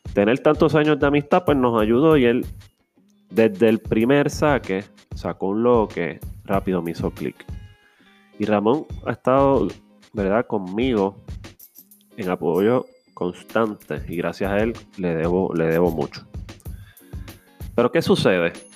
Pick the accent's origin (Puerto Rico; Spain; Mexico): Puerto Rico; Carolina; soy un joven de Carolina